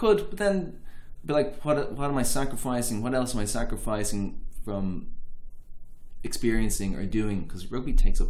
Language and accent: English; Dublin, Leinster, Ireland; moved away as an adult; now in London, United Kingdom; I don't think I'll ever feel like a Londoner in the way I feel like I'm a Dubliner.